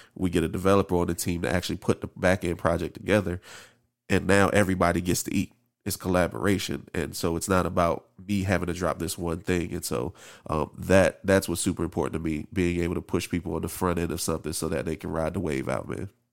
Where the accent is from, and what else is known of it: District Heights, Maryland, United States; born or raised there; also born or lived in Camp Springs, Maryland